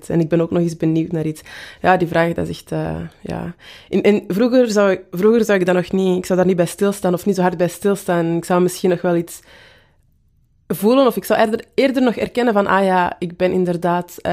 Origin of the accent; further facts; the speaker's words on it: Antwerp, Belgium; accent: Antwerp; Ehm, en ik ben van Kiel. Dus toen dat zij mij vroeg, waar, waar komt jij vandaan? Dacht ik van, ah ja, ze heeft mijn Antwerps accent gehoord ofzo